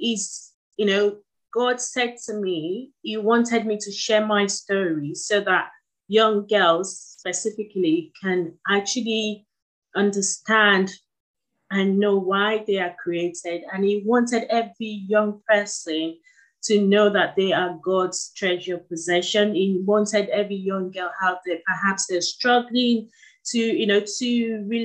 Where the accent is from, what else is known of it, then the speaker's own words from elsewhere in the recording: Nigeria; moved away; He sent me to some of the best schools in Nigeria